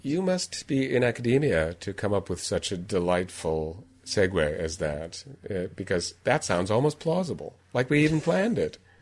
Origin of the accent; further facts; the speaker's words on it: United States; as an American